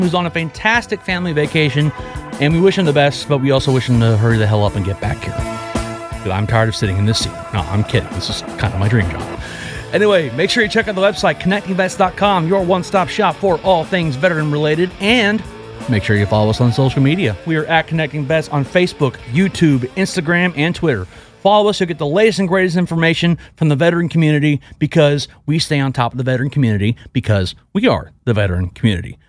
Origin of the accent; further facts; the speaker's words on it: Texas, United States; I'm from Texas and people from Texas love being from Texas